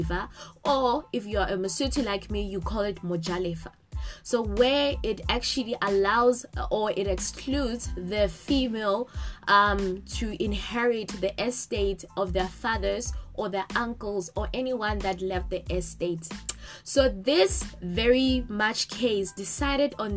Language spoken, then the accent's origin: English; Lesotho; now in South Africa; As a Mosotho girl, born and bred in Lesotho, residing in South Africa